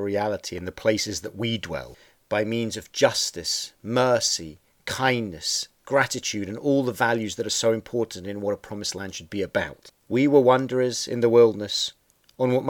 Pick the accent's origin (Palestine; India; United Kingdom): United Kingdom; England; moved away; Growing up in England